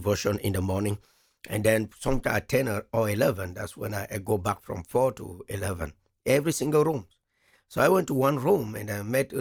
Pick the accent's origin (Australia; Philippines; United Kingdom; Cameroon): Cameroon; first language French; English is a second language; moved away as an adult; I'm from Africa, and precisely the country is called Cameroon.